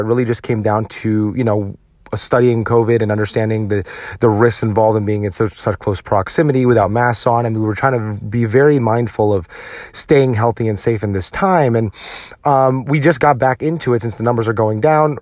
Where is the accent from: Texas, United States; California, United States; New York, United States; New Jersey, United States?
New Jersey, United States; I grew up in New Jersey